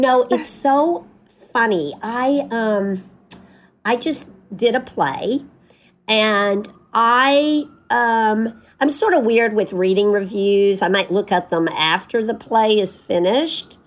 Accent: Tennessee, United States; moved away; I'm from Tennessee

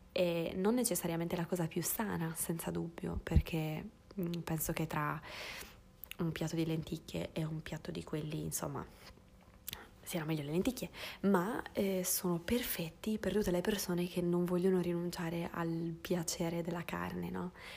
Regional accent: Sardinia, Italy; moved away; sono nata in Sardegna, in cui, che, che è un posto in cui abbiamo una forte tradizione culinaria

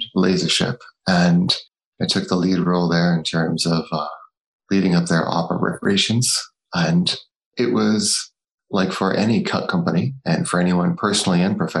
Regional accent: Northeast, United States; I'm from the States, born and brought up in the Northeast.

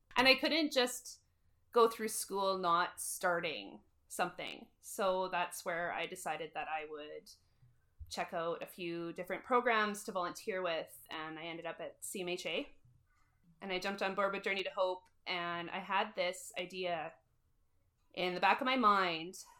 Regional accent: Moose Jaw, Saskatchewan, Canada; born and raised in Moose Jaw

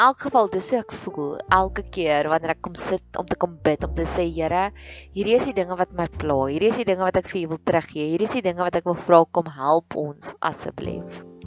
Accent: South Africa; dis daar waar ons gevestig begin raak het as 'n Afrikaner nasie

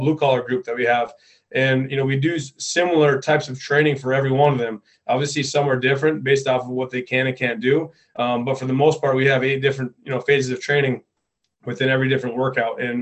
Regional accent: Upper Peninsula of Michigan, United States; this community, kind of where I grew up

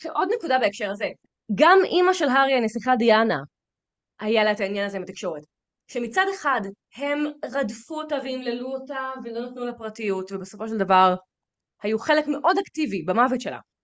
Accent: Israel; אני ישראלית

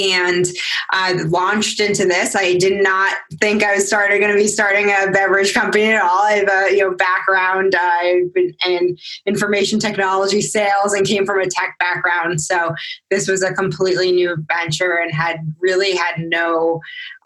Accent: New England, United States; I was from New England area

